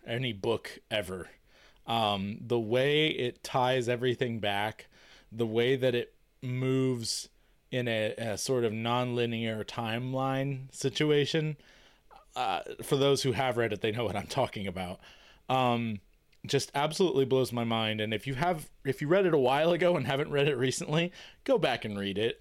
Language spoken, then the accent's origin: English; United States; being American